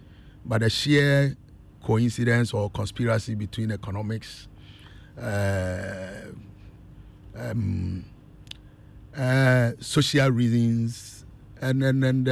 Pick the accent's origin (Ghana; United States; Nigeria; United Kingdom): Ghana; Tepa, Ashanti; I grew up in Tepa Zongo, typical of a Zongo boy